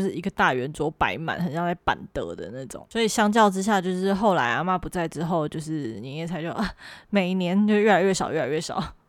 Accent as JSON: {"language": "Chinese", "country": "Taiwan", "tie": "born or raised there", "moved": "as an adult", "said": "这就是我的家乡会特别有的一个文化"}